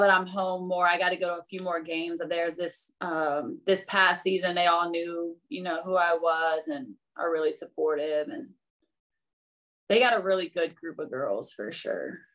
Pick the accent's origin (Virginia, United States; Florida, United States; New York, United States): Virginia, United States; Virginia Beach; I am originally from Virginia Beach